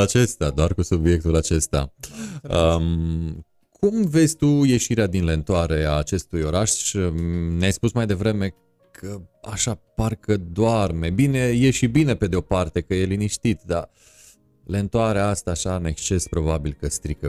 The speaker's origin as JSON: {"language": "Romanian", "region": "Transylvania", "country": "Romania", "said": "eu sunt ardelean"}